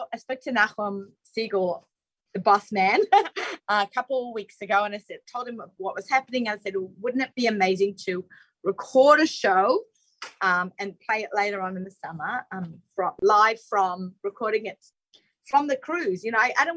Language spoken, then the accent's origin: English; Australia; being Australian